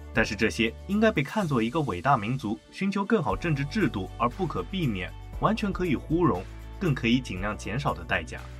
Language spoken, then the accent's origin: Chinese; China; 我们中国人也有自己的价值观